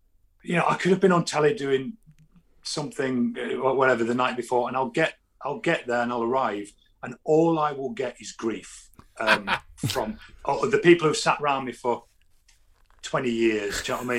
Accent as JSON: {"language": "English", "region": "London", "country": "United Kingdom", "said": "I come up from London, South bloody London. I could get to France quicker than here."}